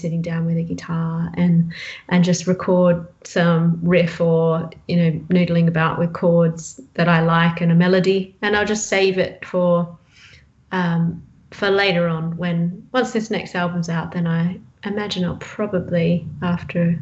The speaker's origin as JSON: {"language": "English", "town": "Bridgetown", "region": "Western Australia", "country": "Australia", "tie": "born or raised there", "said": "my hometown, Bridgetown"}